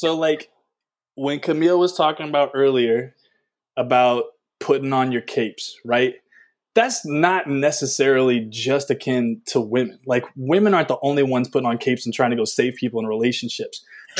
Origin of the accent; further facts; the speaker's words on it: the South, United States; we come from the South